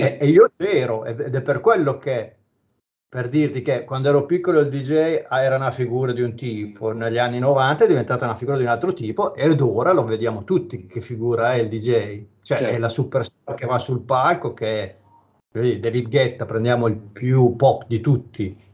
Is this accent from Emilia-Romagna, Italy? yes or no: yes; province of Bologna, Emilia-Romagna, Italy; dalle mie parti c'era un locale a Minerbio, provincia di Bologna